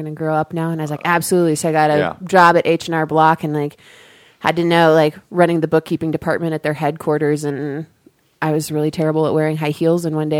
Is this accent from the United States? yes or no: no; Ecuador; also born or lived in Chile / Dominican Republic; I grew up in Ecuador and Chile and the Dominican Republic.